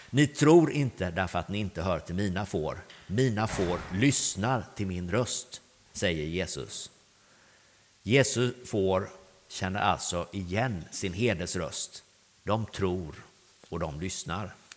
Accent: Grästorp, Västra Götaland, Sweden; also born or lived in Östergötland; Jag är uppvuxen på Grästorp på vägen in här mot, mot dalen

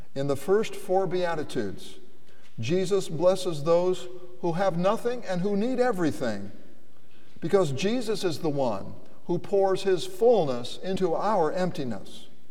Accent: United States; I was born in the United States

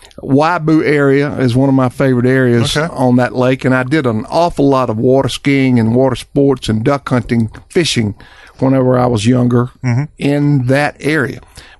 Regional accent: South Carolina, United States; And I grew up in South Carolina, driving them with dogs.

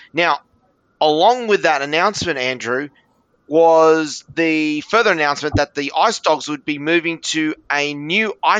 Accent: Sydney, New South Wales, Australia; Being a Northern Beaches boy

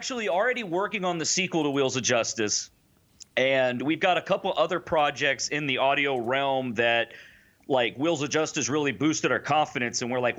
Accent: Houston, Texas, United States

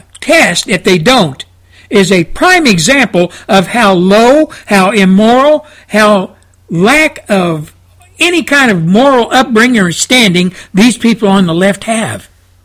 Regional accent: United States; my home country of the United States of America

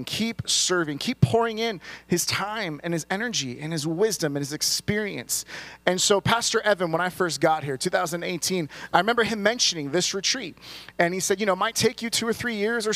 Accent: California, United States; someone who was born and raised in California

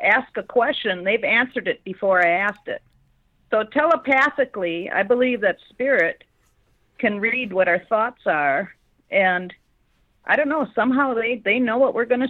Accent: Minnesota, United States; I'm from Minnesota.

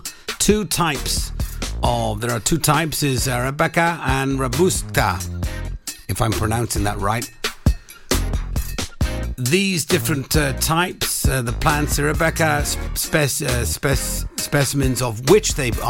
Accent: Welsh, Wales, United Kingdom; being Welsh, drinking tea.

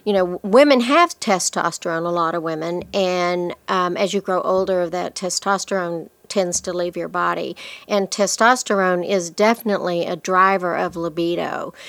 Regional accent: Lubbock, Texas, United States; I'm from Lubbock

